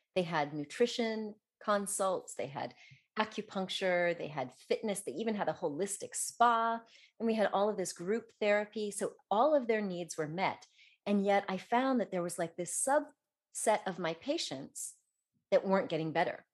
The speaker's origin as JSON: {"language": "English", "town": "Denver", "region": "Colorado", "country": "United States", "tie": "born or raised there", "also_born_or_lived": "south of France", "moved": "yes", "lives_now": "France", "said": "I grew up in Denver, and I skied when I was young"}